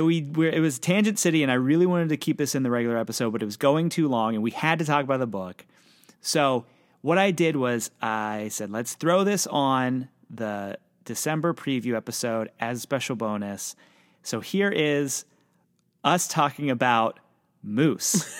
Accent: Pennsylvania, United States; I'm from Pennsylvania.

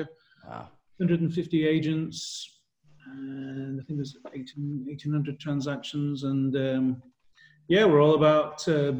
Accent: England, United Kingdom; now in Nashville, United States; I'm from Nashville, Tennessee, originally from England.

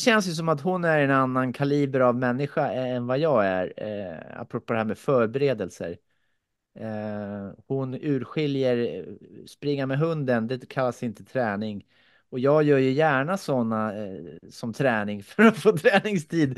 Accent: Finland; moved away; jag kommer från Finland

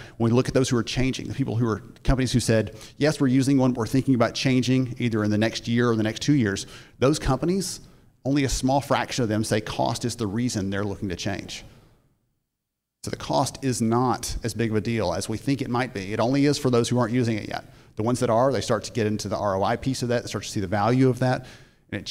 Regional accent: Alabama, United States; I'm from Alabama

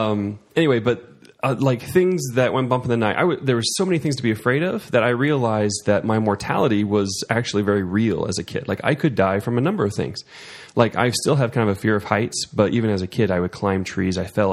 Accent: Missouri, United States; born or raised there

